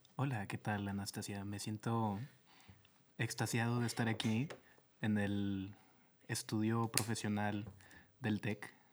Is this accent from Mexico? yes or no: yes; Lerdo, Durango, Mexico; moved away as an adult; also born or lived in Torreón, Coahuila; now in Monterrey, Mexico; vengo de Lerdo Durango, que es uno de los lugares más hermosos de la tierra.